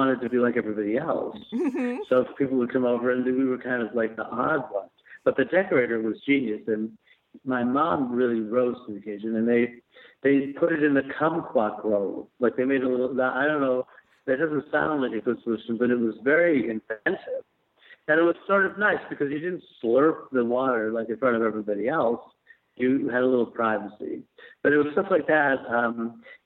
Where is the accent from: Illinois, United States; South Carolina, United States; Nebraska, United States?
Illinois, United States; Chicago; also born or lived in New York; I was born in Chicago.